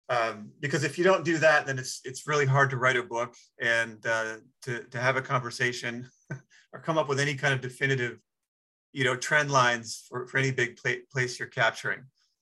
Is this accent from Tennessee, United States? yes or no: no; Michigan, United States; she's from Colorado, I'm from Michigan. Neither of us have any family background with Africa at all